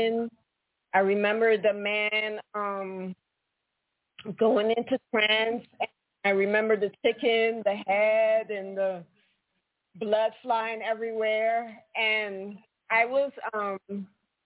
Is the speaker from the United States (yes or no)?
no; Guyana; I grew up in South America, Guyana